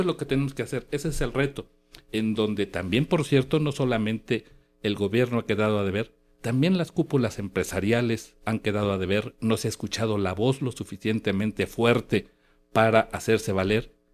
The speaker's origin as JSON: {"language": "Spanish", "country": "Mexico", "said": "los mexicanos"}